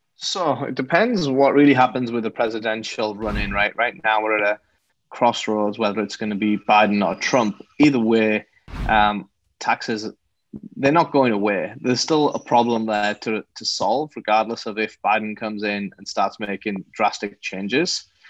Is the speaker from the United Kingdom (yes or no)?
yes; England, United Kingdom; moved away as an adult; now in Los Angeles, United States; I'm not from America. So I was uh, born and raised in England